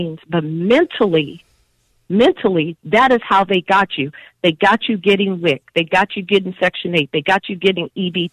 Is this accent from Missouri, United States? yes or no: yes; St. Louis, Missouri, United States; now in Illinois, United States; I grew up in that in St. Louis. So I grew up in the project